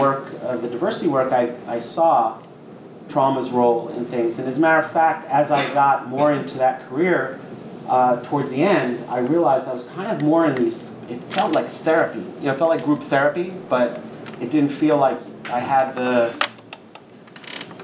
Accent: Long Island, New York, United States; also born or lived in Brooklyn, New York; I was born in Brooklyn, and we moved to Long Island during that time when people did that, in the end of the 60s, early 70s

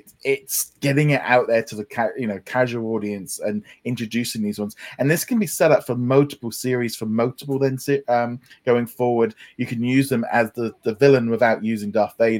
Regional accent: United Kingdom; being the Brit on here

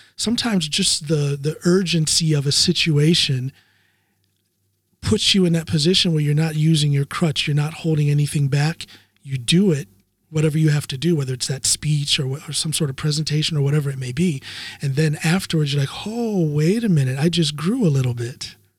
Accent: United States; now in Norway; As an American power lifter living in Norway

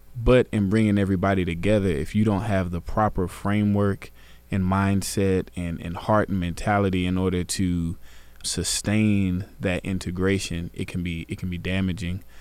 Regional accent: Garland, Texas, United States; I'm from Garland, Texas

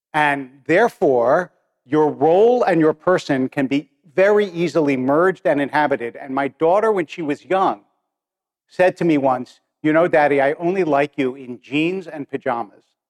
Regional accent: Harrisburg, Pennsylvania, United States; I remember when I was a kid in yeshiva in Harrisburg, because I was born in Harrisburg, and I was in like third or fourth grade

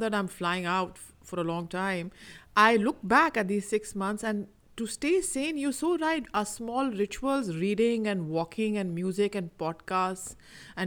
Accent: Pakistan; I am from Pakistan

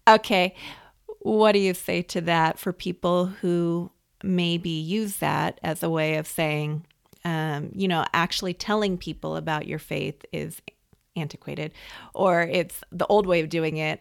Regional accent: West Coast, United States; I, I grew up on the West Coast

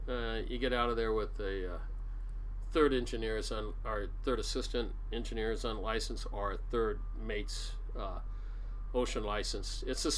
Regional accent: Seattle, Washington, United States; I was born in Seattle, raised here. My parents were born and raised here, or my dad was. And big Seattle family.

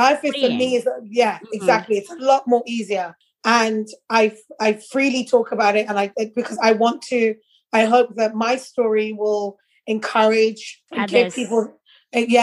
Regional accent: London, United Kingdom; moved away as an adult; now in Netherlands; I'm growing up in London

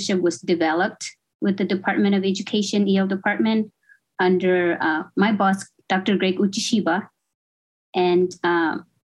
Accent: Marshall Islands; now in Hawaii, United States; I'm from the Marshall Islands, born and raised in the Marshall Islands, and kind of came to school abroad.

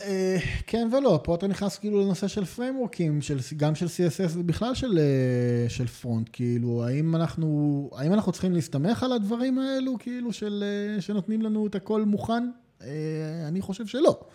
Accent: Israel

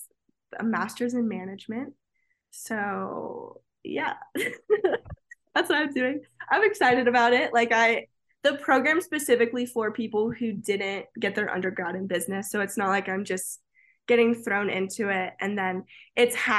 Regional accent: Florida, United States; moved away as an adult; growing up in Florida

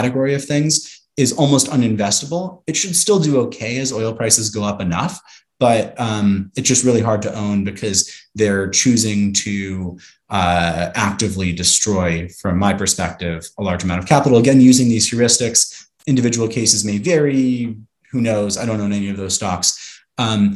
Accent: Santa Monica, California, United States; I'm from Santa Monica, California

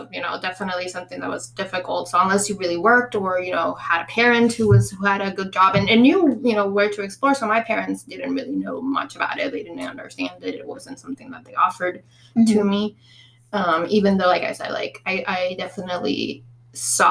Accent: Puerto Rico; moved away as an adult; now in Orlando, United States; I was totally born and raised in Puerto Rico until I was 22

